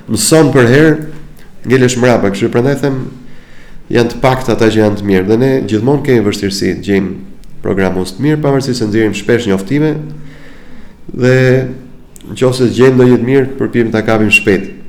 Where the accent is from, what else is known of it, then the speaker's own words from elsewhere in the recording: Albania; Mbase dhe ne si shqiptar